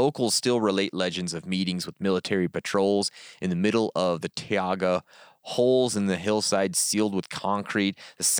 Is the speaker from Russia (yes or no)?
yes; Yekaterinburg, Sverdlovsk Oblast, Russia; From hometown Yekaterinburg. Home of a Russian hot dog.